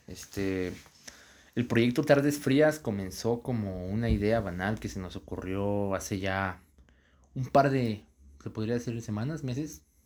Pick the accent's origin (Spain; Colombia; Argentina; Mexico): Mexico; Saltillo, Coahuila; first language Spanish; somos de Saltillo Coahuila